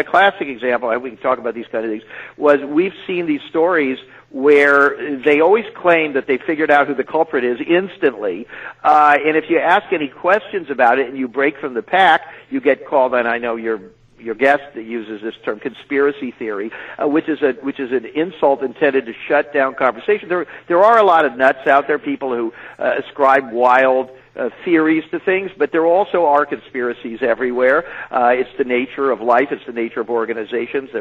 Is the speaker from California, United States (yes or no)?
yes; California, United States; moved away as an adult; now in New York City, United States; as a Californian